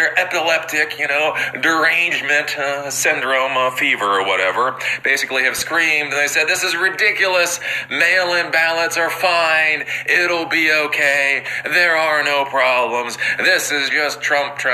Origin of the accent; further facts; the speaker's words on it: Maryland, United States; Maryland, my home state